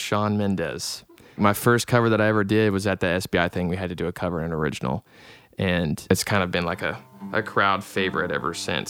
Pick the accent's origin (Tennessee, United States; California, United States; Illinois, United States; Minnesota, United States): Tennessee, United States; Chattanooga; also born or lived in Cookeville, Tennessee; Yep, born and raised. Well, actually, I was born in Cookeville, but my parents moved to Chattanooga whenever I was like 3, so all I can remember is Chattanooga.